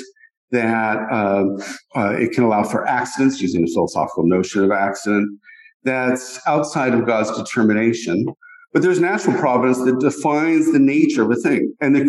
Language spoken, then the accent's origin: English; Colorado Rockies, United States; I grew up in the Colorado Rockies where there were many rattlesnakes